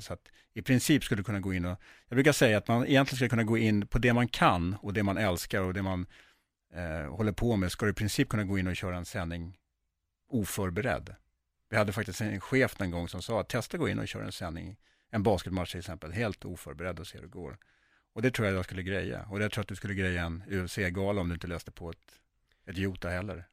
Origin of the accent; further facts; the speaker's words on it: Sweden; jag är ju uppvuxen i Sverige